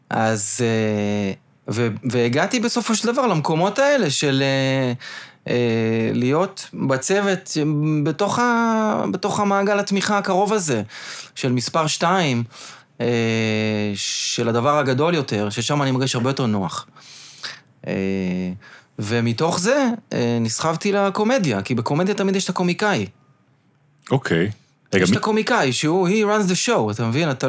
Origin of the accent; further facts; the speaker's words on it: Petah Tikva, Central District, Israel; אני בא מפתח תקווה